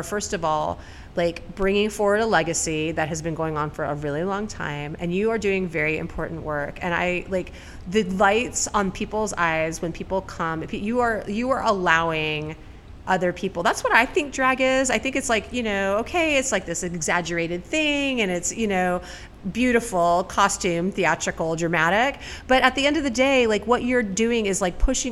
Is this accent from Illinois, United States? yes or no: no; Tempe, Arizona, United States; also born or lived in Bay Area, California; now in Savannah, United States; when I was growing up in Tempe, Arizona